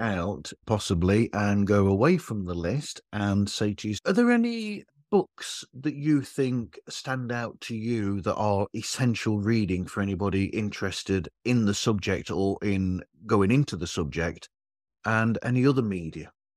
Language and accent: English; United Kingdom; I'm British